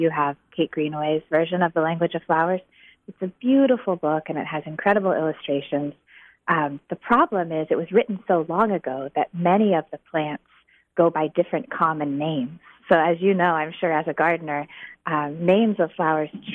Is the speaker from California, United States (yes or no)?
yes; Chico, California, United States; I was raised in Chico